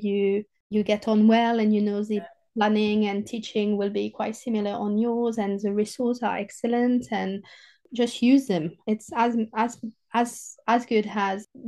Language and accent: English; southern France, France; accent: French southerner; English is a second language; moved away; I'm a proper French southerner with my accent and my, you know, I say chocolatine